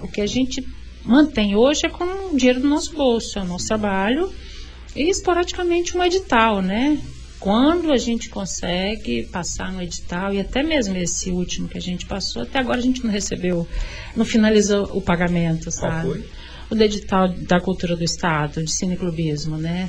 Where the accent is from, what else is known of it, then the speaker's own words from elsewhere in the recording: Vitória, Espírito Santo, Brazil; Eu sou capixaba, eu sou, de nasci em Vitória, é, eu, eu sou da Ilha do Príncipe, eu nasci na Ilha do Príncipe, né, assim, sou dali, moradora dali